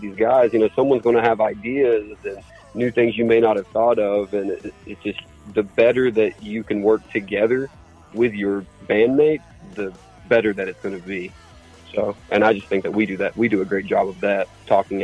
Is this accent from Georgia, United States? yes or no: yes; Cartersville, Georgia, United States; We're from the Cartersville area